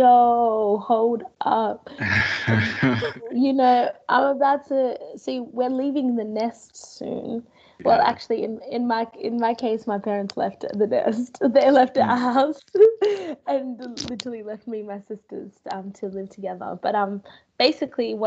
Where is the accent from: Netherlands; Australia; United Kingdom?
Australia; be grounded in this Australian culture and accept it